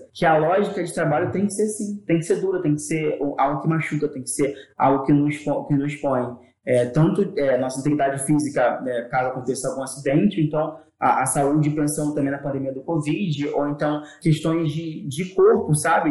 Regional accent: Rio de Janeiro, Brazil; Eu sou de Palmares

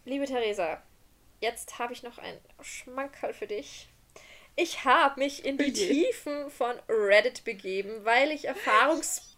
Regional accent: Austria; Wir sind aus Österreich

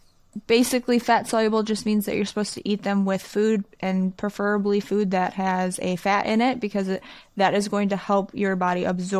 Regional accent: Michigan, United States; I'm from Michigan

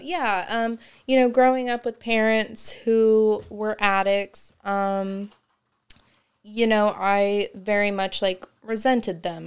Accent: Kokomo, Indiana, United States; I grew up in Kokomo

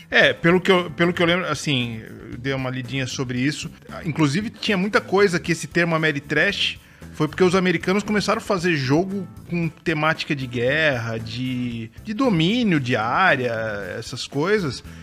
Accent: São Paulo, Brazil; now in Santa Catarina, Brazil; eu sou de São Paulo, né? Eu passei minha infância inteira em São Paulo. Moro em Santa Catarina há muitos anos

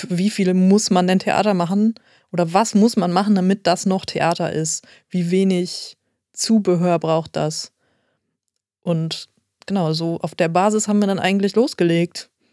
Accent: Essen, North Rhine-Westphalia, Germany; also born or lived in Hamburg; now in Oldenburg, Germany; ich bin in Essen geboren

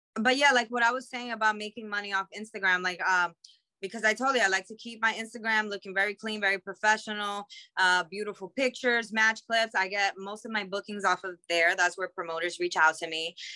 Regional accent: New York City, New York, United States; I'm from Queens

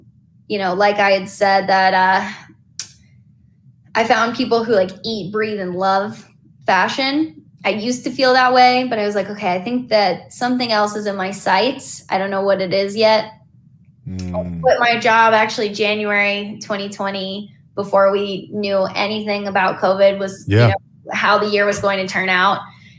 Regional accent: East Coast, United States; now in Los Angeles, United States; I'm from the East Coast. Regardless of the limiting beliefs I have of my capabilities in New York, I'm going to move to LA.

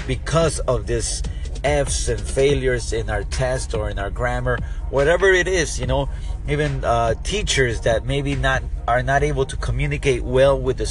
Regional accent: South Florida, United States; we're from South Florida

